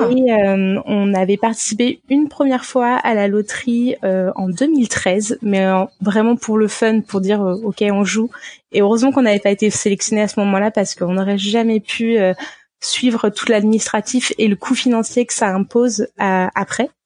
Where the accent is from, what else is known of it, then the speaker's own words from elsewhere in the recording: France; moved away; en tant que Français